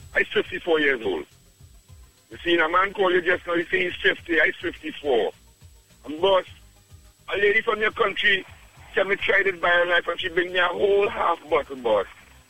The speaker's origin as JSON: {"language": "English", "country": "Trinidad & Tobago", "moved": "yes", "said": "I'm from Trinidad, boss."}